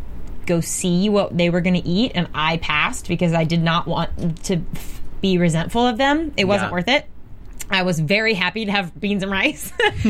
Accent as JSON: {"language": "English", "region": "Alabama", "country": "United States", "tie": "born or raised there", "said": "we grew up in Alabama"}